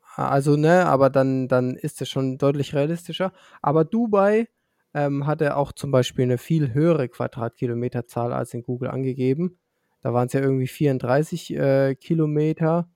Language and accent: German; Franconia, Bavaria, Germany; dann bin ich Bayer. Und ähm, wenn ich mich davon differenzieren muss, dann bin ich Franke